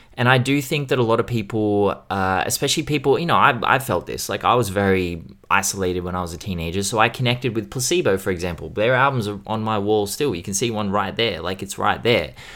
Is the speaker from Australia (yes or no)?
yes; Australia; being Australian.